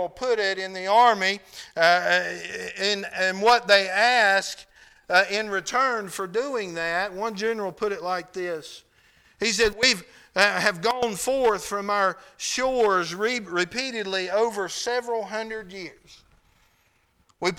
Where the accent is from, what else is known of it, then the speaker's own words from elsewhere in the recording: United States; I'm an American